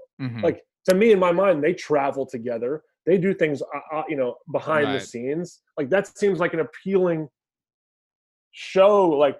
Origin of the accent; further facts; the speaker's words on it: Virginia, United States; Danny McBride, who, you know, shout out to Danny McBride, you know, is from my hometown in Virginia.